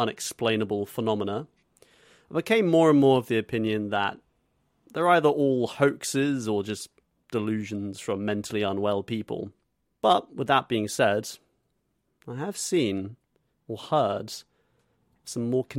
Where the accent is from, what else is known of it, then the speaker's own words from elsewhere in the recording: Zimbabwe; moved away; my home country of Zimbabwe